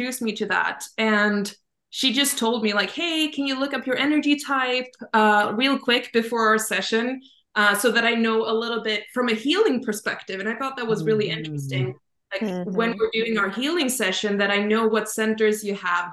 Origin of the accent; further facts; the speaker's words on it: Sweden; I'm from Sweden